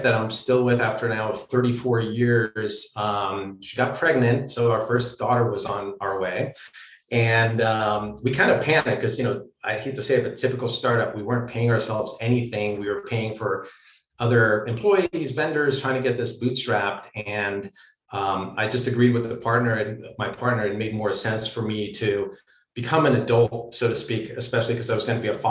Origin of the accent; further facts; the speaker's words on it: Pennsylvania, United States; moved away as an adult; also born or lived in Romania / California; I grew up in Pennsylvania